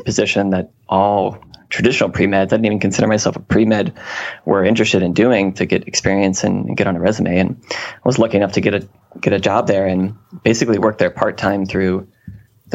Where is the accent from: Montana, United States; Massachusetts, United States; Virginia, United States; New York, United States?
Virginia, United States; Newport News; moved away as an adult; also born or lived in Charlottesville, Virginia / Shenandoah Valley, Virginia; I'm from the Hampton Roads area of Virginia, so kind of the peninsula, you know, near the coast, and more specifically in Newport News, Virginia.